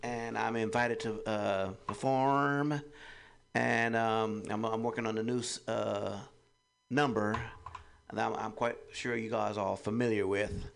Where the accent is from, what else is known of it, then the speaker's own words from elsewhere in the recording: Los Angeles, California, United States; now in Oakland, United States; I'm originally from Los Angeles, born and raised.